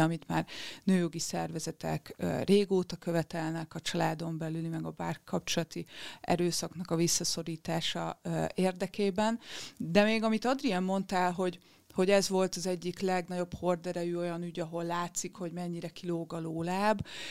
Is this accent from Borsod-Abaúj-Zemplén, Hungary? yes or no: no; Győr, Győr-Moson-Sopron, Hungary; én Győri vagyok